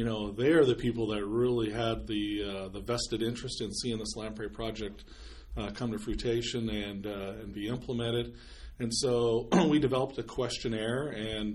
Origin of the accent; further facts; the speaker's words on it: Cayuse, Oregon, United States; I was born and raised here in Cayuse, Oregon